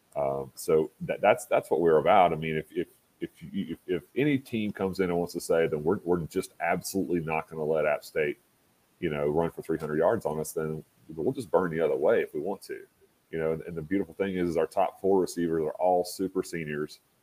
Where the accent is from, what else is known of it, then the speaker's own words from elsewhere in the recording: Statesville, North Carolina, United States; moved away as an adult; now in Boone, United States; I grew up in Statesville, which is about an hour down the mountain, which is in the Piedmont of North Carolina